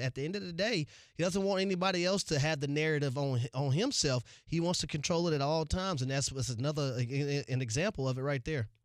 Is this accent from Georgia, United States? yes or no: yes; Atlanta, Georgia, United States; I am from Atlanta